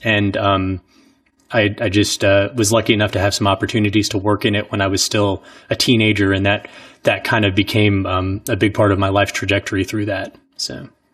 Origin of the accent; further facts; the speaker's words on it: Orangeburg, South Carolina, United States; moved away; growing up in Orangeburg